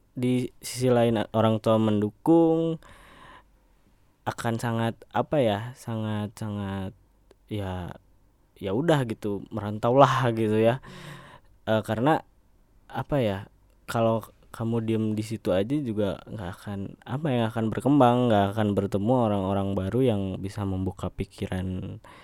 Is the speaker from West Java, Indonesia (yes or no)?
yes; Sukabumi, West Java, Indonesia; also born or lived in Bandung; pindahlah ke Sukabumi nah sampai lulus SMK saya kebetulan di sana